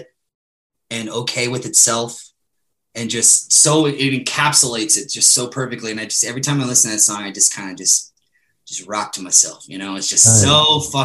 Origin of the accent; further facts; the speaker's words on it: San Antonio, Texas, Birmingham, Alabama, the South, United States; I'm a Southern man. Like I grew up in the South.